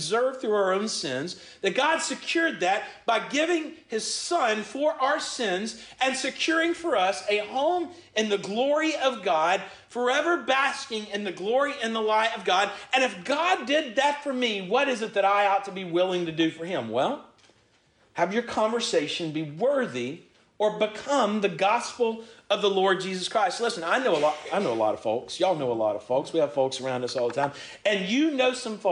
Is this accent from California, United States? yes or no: no; Georgia, United States; I'm from Georgia.